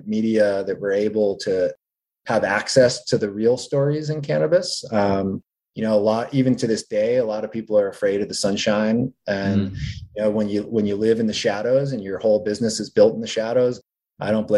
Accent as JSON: {"language": "English", "region": "New England", "country": "United States", "moved": "as an adult", "lives_now": "California, United States", "said": "I'm from New England originally"}